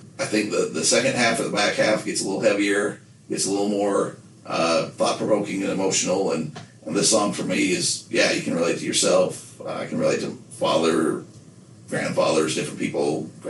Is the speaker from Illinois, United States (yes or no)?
no; Nephi, Utah, United States; moved away; I was from Nephi. I'm still from Nephi. I've lived where I live now for years, for decades.